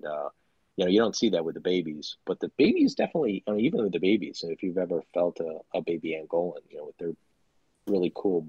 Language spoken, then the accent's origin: English; Chicago, Illinois, United States; I'm from Chicago